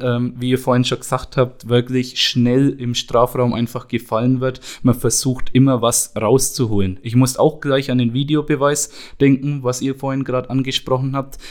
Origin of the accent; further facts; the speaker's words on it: Schnelldorf, Bavaria, Germany; bei uns in Schnelldorf, bei meinem Heimatverein, bei den Bambinis eben begonnen zum Trainieren